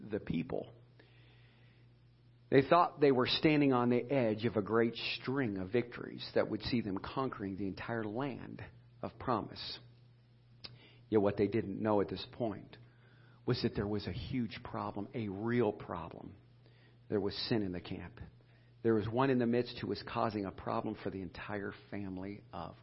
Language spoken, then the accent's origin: English; Edinburg, Ohio, United States; we grew up in Edinburgh, Ohio